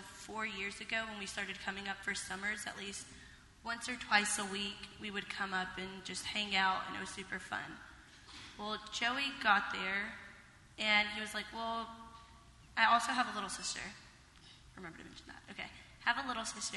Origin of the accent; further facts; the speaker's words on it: Groves, Texas, United States; now in Washington, United States; I grew up in Groves, Texas, nicknamed the armpit of Texas